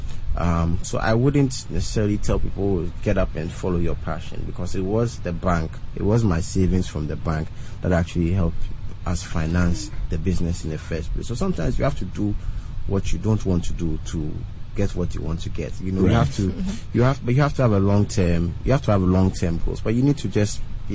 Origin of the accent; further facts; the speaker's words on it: Ghana; I'm from Ghana.